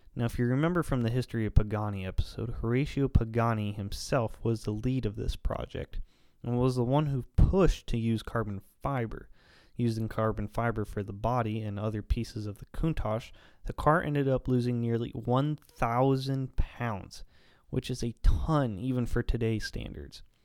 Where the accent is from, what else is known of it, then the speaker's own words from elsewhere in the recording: the poorest county in Ohio, United States; moved away; back home in my hometown county